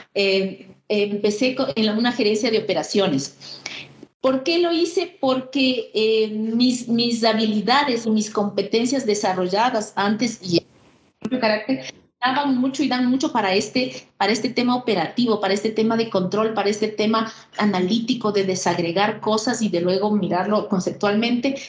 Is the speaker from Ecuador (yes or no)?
yes; Ecuador; Soy eh, ecuatoriana, soy una mujer de 57 años, vivo en Quito